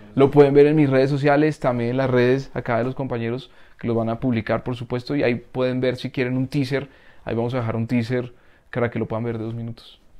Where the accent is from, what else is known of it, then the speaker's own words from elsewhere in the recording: Colombia; nosotros como como los colombianos